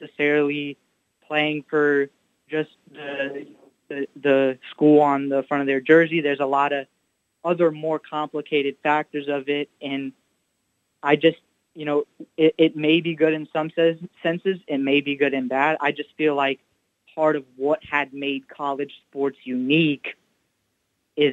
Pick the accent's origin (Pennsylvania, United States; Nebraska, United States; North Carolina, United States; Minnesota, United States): North Carolina, United States; moved away; I'm from North Carolina originally